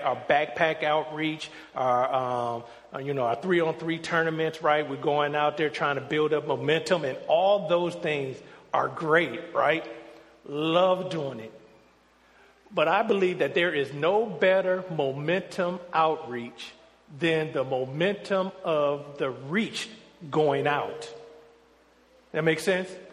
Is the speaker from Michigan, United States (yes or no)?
yes; Detroit, Michigan, United States; moved away as an adult; me growing up in Detroit where I am in the majority